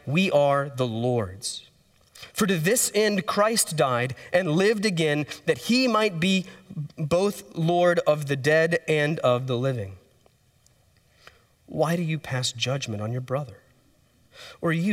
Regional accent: Texas, United States; we're from Texas

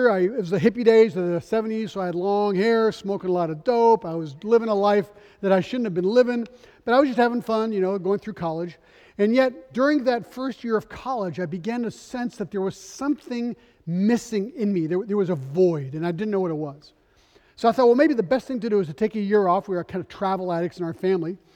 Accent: Geneva, Switzerland; also born or lived in Paris, France; Three months after my birth, my parents moved to Geneva, Switzerland, and that's where I was raised. I was raised as a non Christian. I spoke English and French, that's why I'm bilingual.

